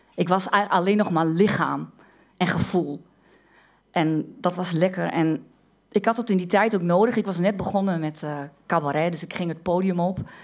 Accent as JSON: {"language": "Dutch", "area": "Twente", "region": "Overijssel", "country": "Netherlands", "said": "omdat ik uit Twente kom."}